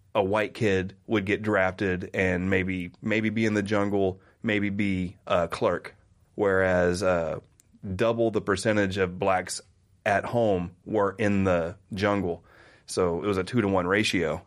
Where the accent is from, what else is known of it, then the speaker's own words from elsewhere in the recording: Oklahoma, United States; I grew up in Oklahoma in the 80s